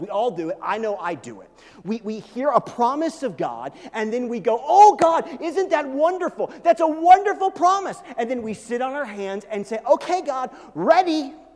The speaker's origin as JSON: {"language": "English", "region": "Midwest", "country": "United States", "tie": "born or raised there", "said": "I grew up in the Midwest, okay? I grew up kind of on the edge of Tornado Alley"}